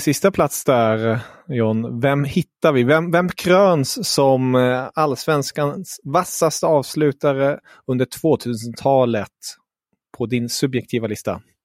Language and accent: Swedish; Germany; jag är ju tysk